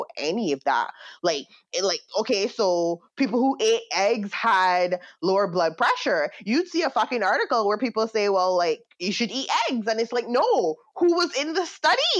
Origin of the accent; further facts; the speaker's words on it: Barbados; moved away; growing up in Barbados